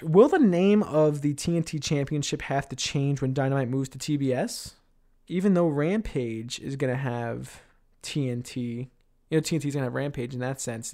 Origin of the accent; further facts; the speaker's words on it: New York City, New York, United States; I live in Queens, that's my hometown